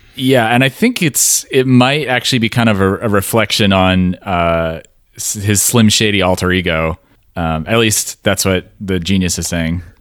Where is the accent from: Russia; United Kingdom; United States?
United States; West Coast; we're from the West Coast